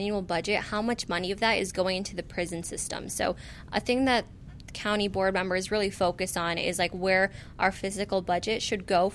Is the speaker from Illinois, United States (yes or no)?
yes; Skokie, Illinois, United States; growing up in Skokie, I was kind of sheltered.